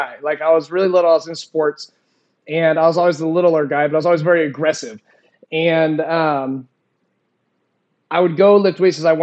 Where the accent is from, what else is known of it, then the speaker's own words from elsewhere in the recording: Springfield, Missouri, United States; moved away as an adult; also born or lived in Arizona; born and raised in Springfield, Missouri